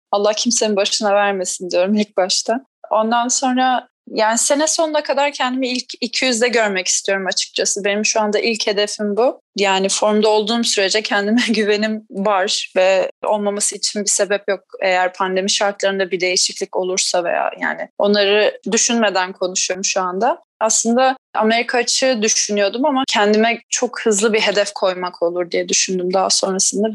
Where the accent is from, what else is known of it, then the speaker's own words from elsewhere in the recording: Tekirova, Antalya, Turkey; Biz o dönemde Antalya'da oturuyorduk. Tekirova e, beldesinde oturuyorduk